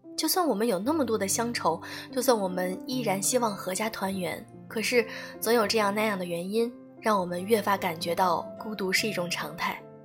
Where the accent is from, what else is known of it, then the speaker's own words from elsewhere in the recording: Beijing, China; 作为北京人，我还挺羡慕周遭的朋友们，因为他们有故乡啊